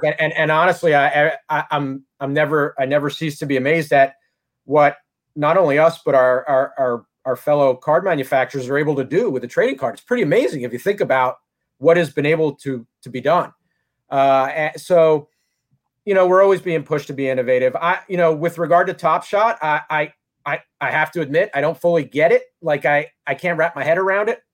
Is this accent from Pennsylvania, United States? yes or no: yes; Philadelphia, Pennsylvania, United States; I'm from Philly. I, am I'm, I'm I'm talking to you from Philly